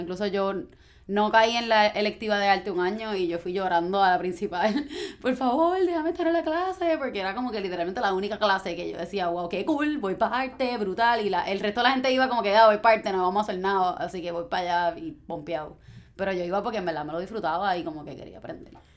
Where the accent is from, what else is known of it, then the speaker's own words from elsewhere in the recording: Guaynabo, Puerto Rico; me crié en Guaynabo